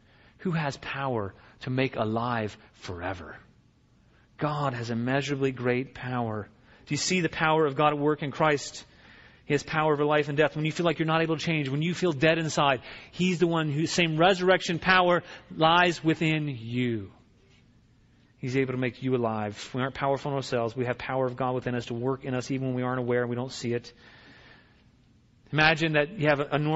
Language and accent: English; Virginia, United States; I grew up in Virginia